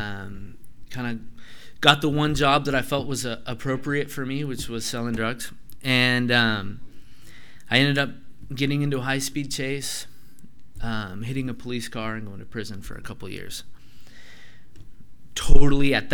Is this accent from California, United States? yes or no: yes; Grass Valley, California, United States; I was born in Grass Valley.